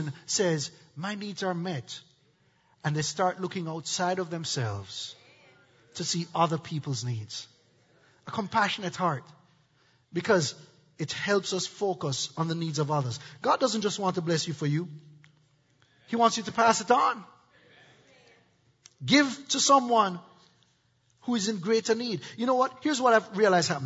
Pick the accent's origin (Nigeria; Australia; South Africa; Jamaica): Jamaica; now in United States; I'm from Jamaica.